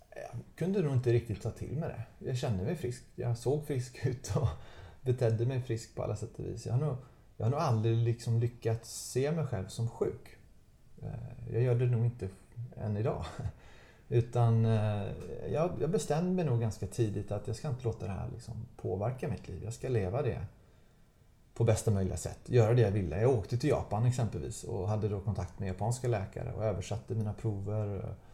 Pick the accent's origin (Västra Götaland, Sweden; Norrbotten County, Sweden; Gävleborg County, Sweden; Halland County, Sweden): Västra Götaland, Sweden; Gothenburg; Göteborg av alla städer, där jag, där jag kommer ifrån